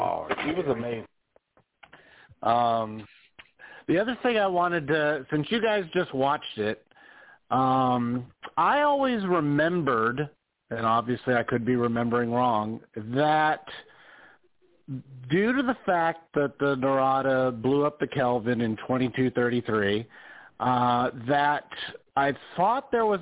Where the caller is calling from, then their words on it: Las Vegas, Nevada, United States; from Vegas.